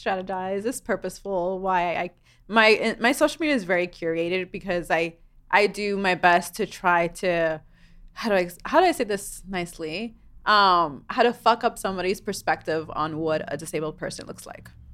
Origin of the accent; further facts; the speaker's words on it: New York City, New York, United States; moved away; I grew up in New York City